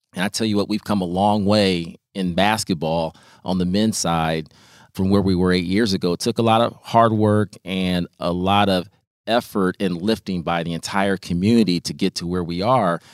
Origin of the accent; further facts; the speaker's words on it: Peoria, Illinois, United States; as somebody who was helped by other people as a youth growing up in Peoria.